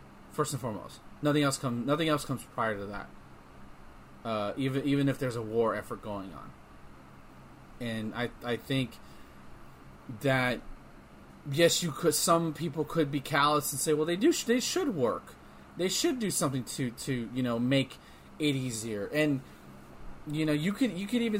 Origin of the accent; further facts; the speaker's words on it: Texas, United States; growing up in school. Nope. Especially down here in Texas